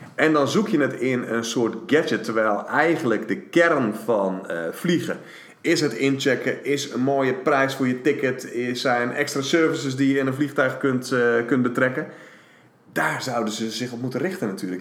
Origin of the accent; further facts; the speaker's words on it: Netherlands; we als Nederlanders